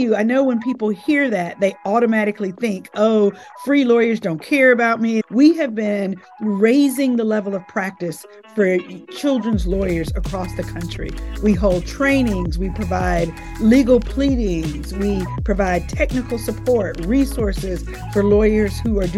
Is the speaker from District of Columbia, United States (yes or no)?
yes; Washington, District of Columbia, United States; I'm from Washington, D.C.